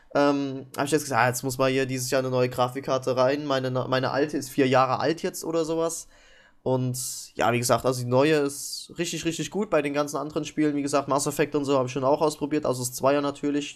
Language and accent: German; East Germany, Germany; Ich bin ja auch Ossi